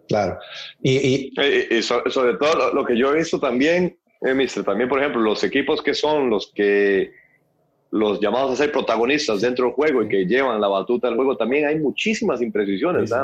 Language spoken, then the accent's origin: Spanish; Costa Rica; siendo tico